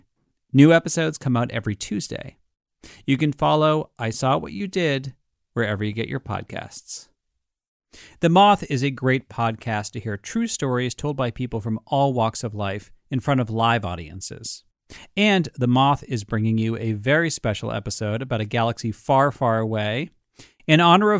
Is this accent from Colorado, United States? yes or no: no; Massachusetts, United States; growing up in Massachusetts was taking school trips to Salem